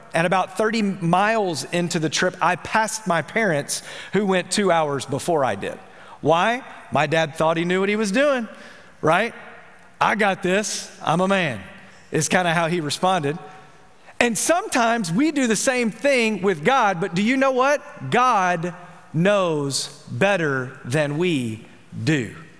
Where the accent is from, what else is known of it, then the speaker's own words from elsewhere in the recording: Memphis, Tennessee, United States; I'm from Memphis